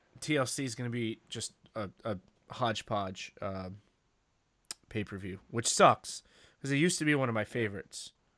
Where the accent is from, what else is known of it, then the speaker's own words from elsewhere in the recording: New York City, New York, United States; I'm from Queens.